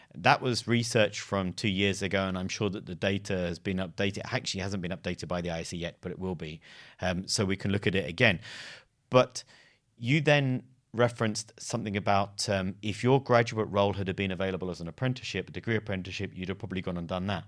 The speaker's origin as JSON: {"language": "English", "region": "London", "country": "United Kingdom", "tie": "born or raised there", "also_born_or_lived": "Exeter", "said": "I lived in London too, and I grew up in London"}